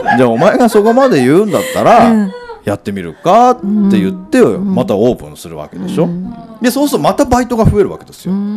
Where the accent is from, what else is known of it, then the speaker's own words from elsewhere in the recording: Hachioji, Tokyo, Japan; 僕の地元の八王子のお店なんですよ、僕は八王子の人間だった